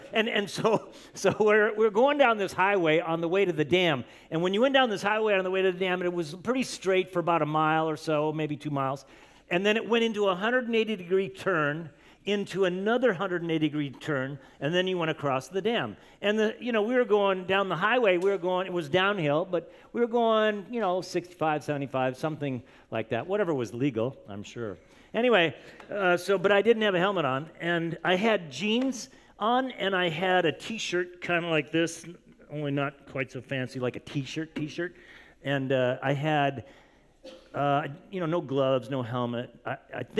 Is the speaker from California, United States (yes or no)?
yes; Camarillo, California, United States; I grew up in Camarillo, California, which is kind of by Ventura County